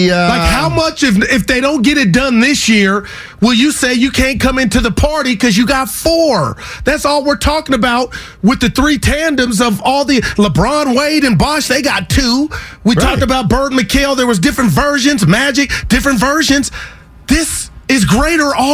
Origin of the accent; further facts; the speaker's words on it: Union City, California, United States; I am from Union City, I, California.